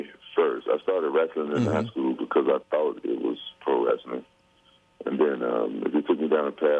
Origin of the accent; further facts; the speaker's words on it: Memphis, Tennessee, United States; I'm from Memphis, Tennessee.